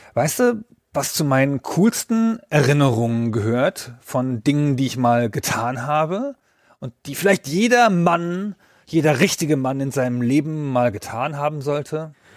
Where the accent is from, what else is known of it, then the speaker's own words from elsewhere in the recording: Baden-Württemberg, Germany; Ich komme ja aus Baden-Württemberg